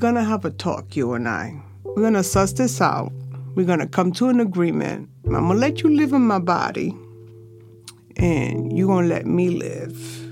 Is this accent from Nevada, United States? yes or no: no; New York City, New York, United States; I grew up right on Avenue C. I'm a Lower Sider girl, native New Yorker. I'm a New Yorican through and through